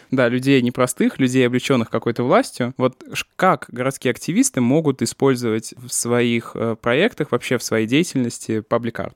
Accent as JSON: {"language": "Russian", "region": "Samara Oblast", "country": "Russia", "said": "я просто сам из Самарской области"}